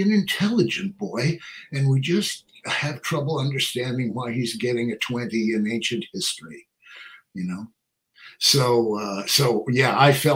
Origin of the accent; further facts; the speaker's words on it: New York City, New York, United States; I'm from Manhattan